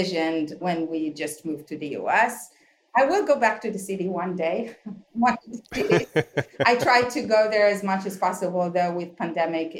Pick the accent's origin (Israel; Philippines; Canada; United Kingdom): Israel; moved away as an adult; also born or lived in New York, United States / Tel Aviv; now in Palo Alto, United States; So originally we are from Israel. We moved to New York back in 2000